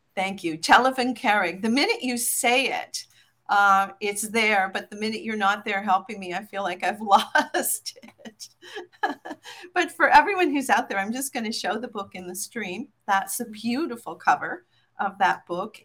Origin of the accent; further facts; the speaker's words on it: Newfoundland and Labrador, Canada; identify as a Newfoundlander more than anything.